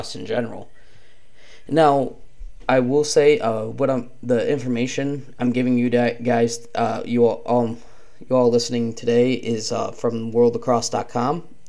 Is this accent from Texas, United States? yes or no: no; Penn Yan, New York, United States; growing up in Penyan, we were taught about the history of lacrosse